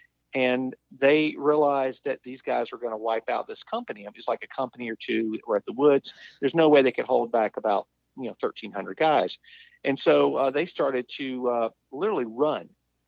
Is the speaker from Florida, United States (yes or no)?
yes; Pensacola, Florida, United States; when I was growing up in Pensacola